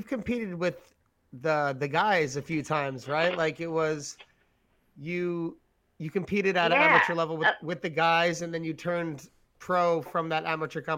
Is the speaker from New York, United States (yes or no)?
yes; New York, United States; we're from New York